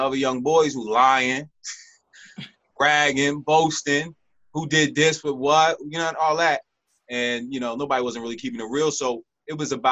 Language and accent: English; Philadelphia, Pennsylvania, United States; I'm from Philadelphia, and I didn't go, I went to middle school in my neighborhood